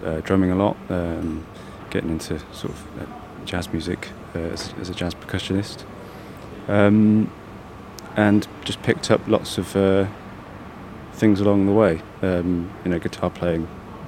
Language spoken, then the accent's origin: English; Leicester, East Midlands, United Kingdom; I'm from Leicester